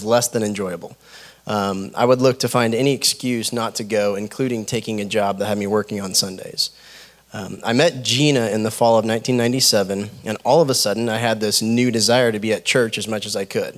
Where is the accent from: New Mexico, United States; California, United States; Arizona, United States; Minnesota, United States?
New Mexico, United States; My early childhood was spent growing up in New Mexico and was fairly carefree.